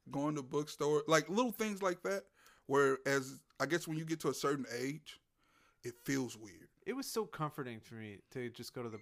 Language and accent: English; Louisiana, United States; moved away as an adult; also born or lived in San Antonio; now in Houston, United States; I'm from Louisiana, Bob. Oh, when did you move here? I moved here. I moved to Texas in 2006, 2005, 2006. I moved to San Antonio. Uh, in 2010, I moved here.